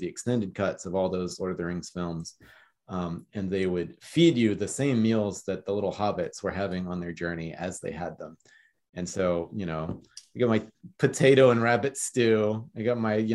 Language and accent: English; Austin, Texas, United States; the hospital that I was born in Austin